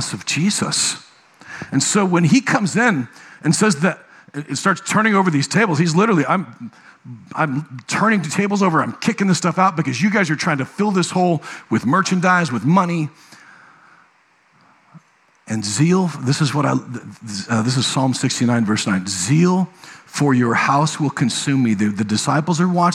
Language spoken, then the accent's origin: English; Nebraska, United States; moved away; I was raised in Nebraska